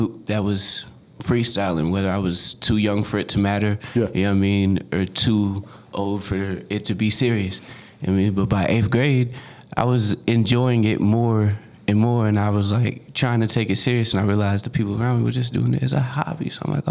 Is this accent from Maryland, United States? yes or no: yes; Maryland, United States; born or raised there; also born or lived in North Carolina